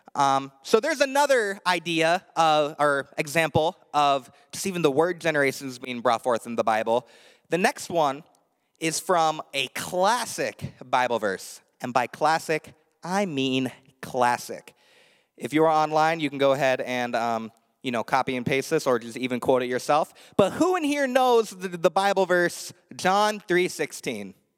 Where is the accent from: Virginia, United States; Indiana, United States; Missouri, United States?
Indiana, United States; moved away; I grew up in Indiana, the land of corn